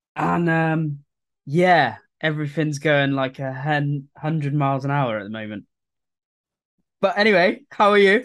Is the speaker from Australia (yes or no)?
no; England, United Kingdom; I'm English